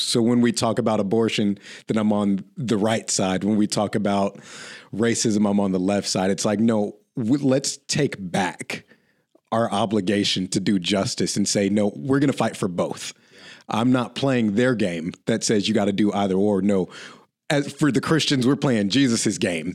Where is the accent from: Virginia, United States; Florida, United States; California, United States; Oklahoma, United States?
Oklahoma, United States; I grew up in Oklahoma